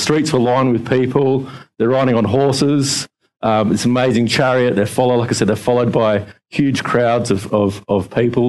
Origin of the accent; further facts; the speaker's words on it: Adelaide, South Australia, Australia; now in Victoria, Australia; growing up in Adelaide, back in 2004, when the mighty Port Adelaide Power won the flag, we had a parade through the streets of Adelaide